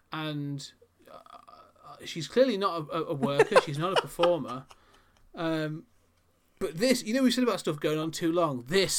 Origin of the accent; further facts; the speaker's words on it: Wigan, North West England, United Kingdom; Well, I'm from Wigan in England.